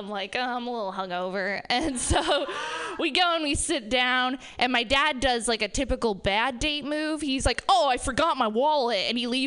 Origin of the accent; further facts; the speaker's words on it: Reno, Nevada, United States; We're all from Reno.